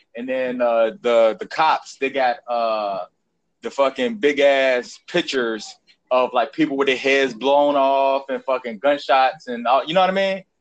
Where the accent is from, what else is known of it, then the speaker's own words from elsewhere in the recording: Petersburg, Virginia, United States; I was born in Petersburg